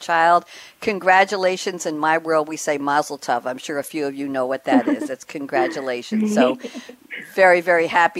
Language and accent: English; New York, United States; moved away as an adult; also born or lived in Long Island; now in Durham, United States; I'm from New York